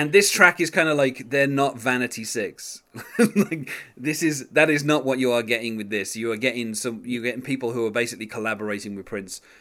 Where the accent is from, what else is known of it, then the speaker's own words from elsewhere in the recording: West Bromwich, West Midlands, United Kingdom; born in my hometown